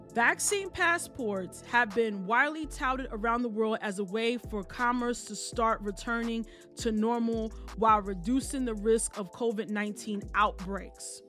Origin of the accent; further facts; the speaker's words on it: New York, United States; as a native New Yorker